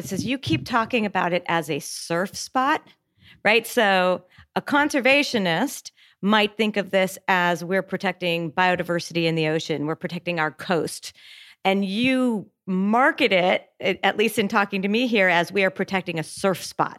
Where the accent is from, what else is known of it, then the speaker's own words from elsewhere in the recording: California, United States; And congratulations. And as a Californian, thank you.